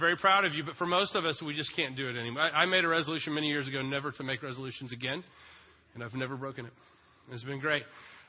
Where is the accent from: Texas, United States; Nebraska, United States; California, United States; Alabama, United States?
Texas, United States; Son, we're Jewish and from Texas.